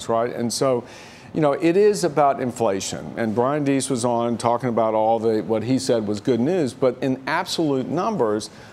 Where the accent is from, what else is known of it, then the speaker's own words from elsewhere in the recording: Virginia, United States; I'm from Virginia